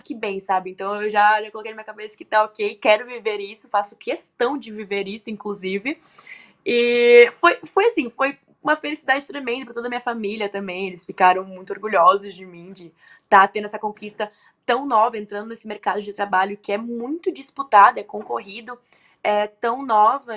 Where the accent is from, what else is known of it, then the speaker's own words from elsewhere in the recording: Rio Grande do Sul, Brazil; eu nasci no Rio Grande do Sul